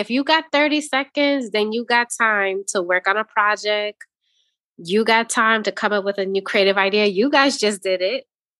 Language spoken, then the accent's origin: English; New York City, New York, United States; also born or lived in Chicago; now in Wisconsin, United States; I didn't. I'm actually a transplant. So if you're going way, way back, we're going back to New York City. And then I was in Chi-Town. What up, Chi-Town? I was Chicago.